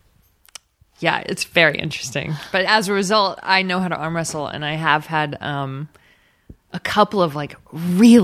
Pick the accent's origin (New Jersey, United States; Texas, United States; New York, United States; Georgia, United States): Texas, United States; Texas City; I grew up in Texas City, which is real, even though it sounds fake